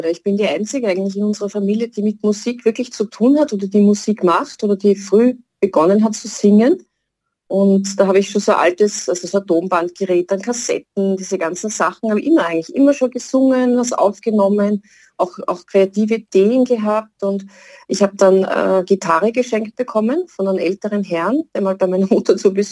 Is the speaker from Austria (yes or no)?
yes; Baden, Lower Austria, Austria; Äh, ich bin aus Niederösterreich, in, in Baden zu Hause, ich bin Sängerin und Komponistin und Texterin